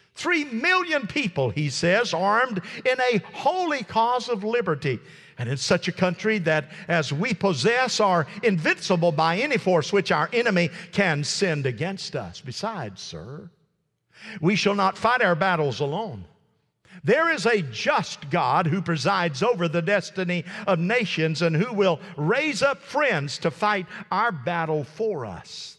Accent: United States; I am an American citizen

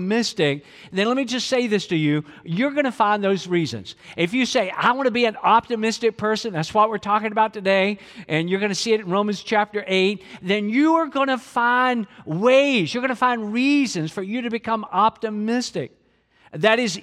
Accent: Georgia, United States; even though I'm from Georgia

